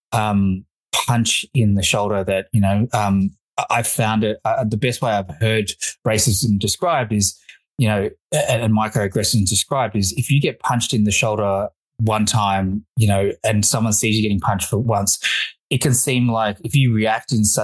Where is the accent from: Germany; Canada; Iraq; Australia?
Australia; also born or lived in Fiji; I was born in Fiji, of Indian heritage, migrated to Australia in 1982